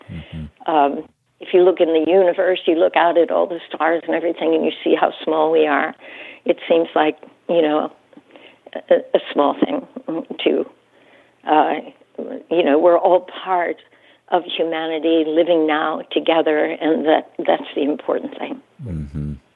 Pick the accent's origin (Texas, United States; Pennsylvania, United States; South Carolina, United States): Pennsylvania, United States; Pittsburgh; moved away as an adult; also born or lived in New York City; I came to New York City, you know, from Pennsylvania. I grew up near Pittsburgh, but grew up, you know, in the suburbs